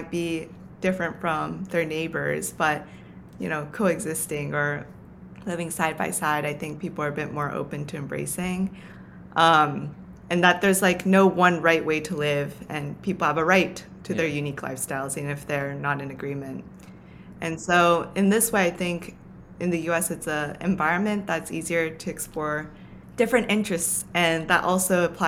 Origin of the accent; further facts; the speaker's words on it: Tokyo, Japan; now in New York City, United States; the environment that I grew up in Tokyo